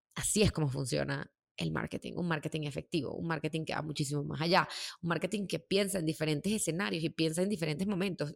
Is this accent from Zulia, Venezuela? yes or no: no; Caracas, Capital District, Venezuela; moved away as an adult; also born or lived in New York; poder mantener eh, mi vida ahí en Venezuela, en Caracas.